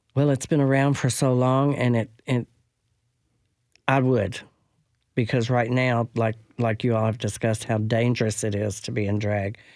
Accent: Franklin, Kentucky, United States; moved away as an adult; now in Nashville, United States; I'm from Franklin, Kentucky

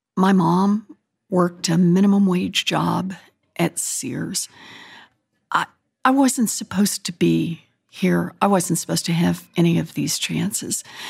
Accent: Oklahoma, United States; moved away; I was born and raised in Oklahoma.

